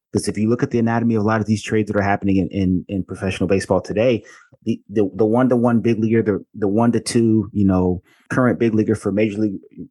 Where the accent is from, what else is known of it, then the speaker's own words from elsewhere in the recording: Atlanta, Georgia, United States; I grew up in Atlanta, Georgia.